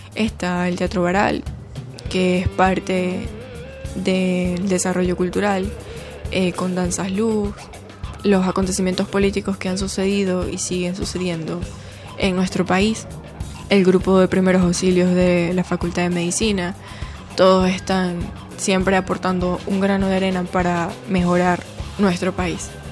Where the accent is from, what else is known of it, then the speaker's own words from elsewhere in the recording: Quito, Pichincha, Ecuador; soy de Quito